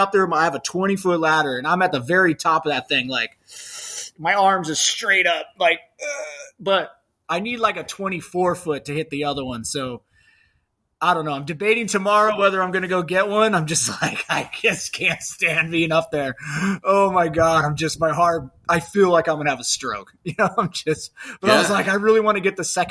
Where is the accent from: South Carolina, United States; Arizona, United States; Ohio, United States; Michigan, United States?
Arizona, United States; Lake Havasu City; moved away; also born or lived in South Gate, California; that's my hometown where I grew up